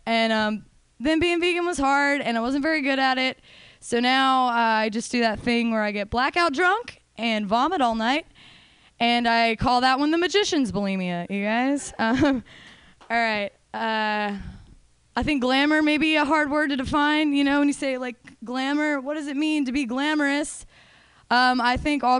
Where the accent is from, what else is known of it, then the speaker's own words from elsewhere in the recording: Denver, Colorado, United States; I'm from Denver